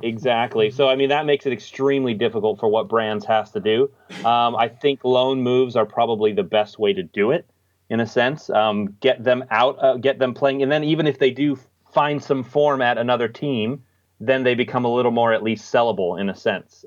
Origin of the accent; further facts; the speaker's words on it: United States; now in Australia; I'm actually American, l, living in Australia